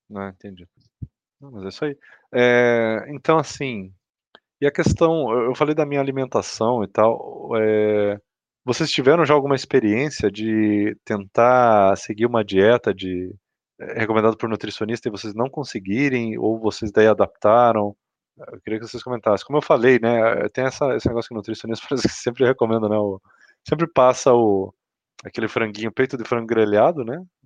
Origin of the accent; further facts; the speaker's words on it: Curitiba, Paraná, Brazil; Eu e o Cauê somos de Curitiba.